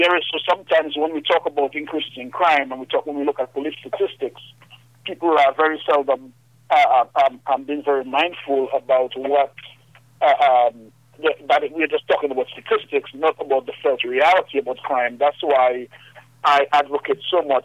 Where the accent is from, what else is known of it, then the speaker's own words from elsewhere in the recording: Trafalgar, Dominica; I'm from Trafalgar